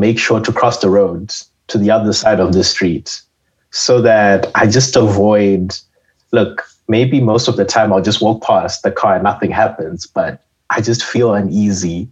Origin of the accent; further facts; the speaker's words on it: Zimbabwe; moved away as an adult; now in Canada; I am a student from Zimbabwe, and I am in chemical engineering.